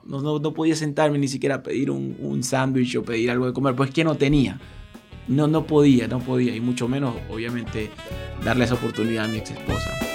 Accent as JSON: {"language": "Spanish", "country": "Venezuela", "also_born_or_lived": "Argentina", "moved": "as an adult", "said": "mi país, que es Venezuela"}